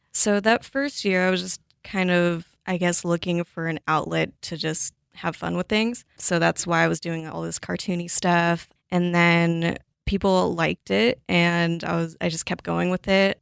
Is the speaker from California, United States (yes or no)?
yes; Los Angeles, California, United States; moved away as an adult; also born or lived in Pullman, Washington; now in Seattle, United States; I grew up in Los Angeles, kind of in a suburb surrounding L A. I lived there, sorry, my whole life until I was eighteen